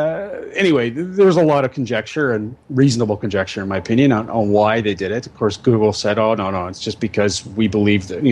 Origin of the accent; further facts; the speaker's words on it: Victoria, British Columbia, Canada; I'm a fifth generation Victorian.